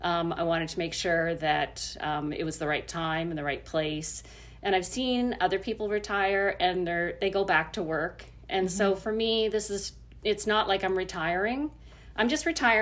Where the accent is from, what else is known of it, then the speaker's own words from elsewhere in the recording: Nova Scotia, Canada; now in New Brunswick, Canada; I grew up in Nova Scotia